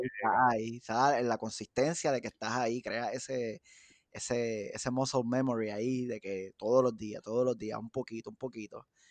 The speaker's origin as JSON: {"language": "Spanish", "town": "Bayamón", "country": "Puerto Rico", "tie": "born or raised there", "also_born_or_lived": "Dorado, Puerto Rico", "moved": "as an adult", "lives_now": "United States", "said": "me crié en Bayamón. Toda mi vida estudié en Bayamón"}